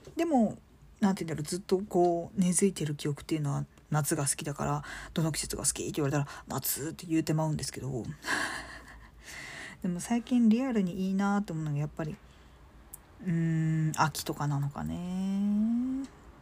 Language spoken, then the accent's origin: Japanese; Chiba, Japan; 私、あのー、生まれは実は千葉なんですよ